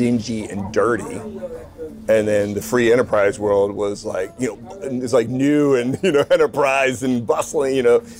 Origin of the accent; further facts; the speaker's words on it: Glen Burnie, Maryland, United States; moved away as an adult; also born or lived in Stuttgart, Germany / Seattle area; now in Charlotte, United States; I grew up in the Baltimore area. Glen Burnie, for anybody who knows Baltimore, Glen Burnie, don't hold it against me